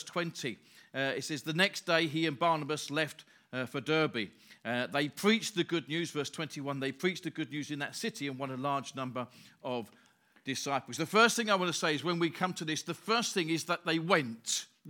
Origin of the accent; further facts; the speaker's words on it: Grays, East of England, United Kingdom; also born or lived in Stamford Hill; I live in Grays. I was born in Grays. Well, I was born in Stamford Hill, but lived in Grays. I'm the fourth generation of my family living in the same place.